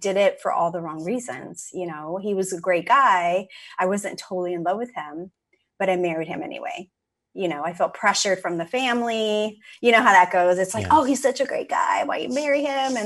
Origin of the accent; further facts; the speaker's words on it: California, United States; moved away as an adult; also born or lived in Seattle; I moved from California, where I grew up to Seattle